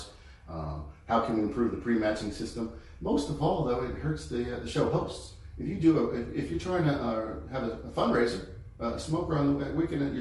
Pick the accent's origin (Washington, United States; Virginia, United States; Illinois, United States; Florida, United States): Virginia, United States; Northern; now in Texas, United States; I grew up in Northern Virginia